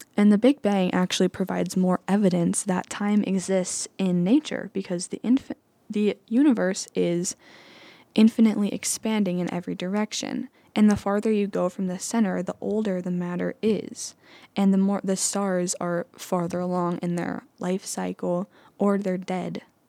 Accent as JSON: {"language": "English", "town": "Anamosa", "region": "Iowa", "country": "United States", "also_born_or_lived": "Davenport, Iowa", "said": "I'm from Anamosa, Iowa, which is just a short drive away, about an hour and a half"}